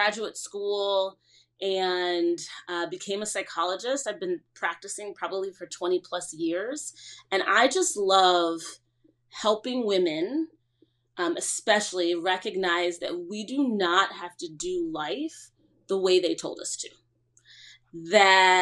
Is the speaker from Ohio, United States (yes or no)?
yes; Cleveland, Ohio, United States; moved away as an adult; also born or lived in Trinidad (parents) / New York; now in New Jersey, United States; I grew up in Cleveland, Ohio, the youngest of three.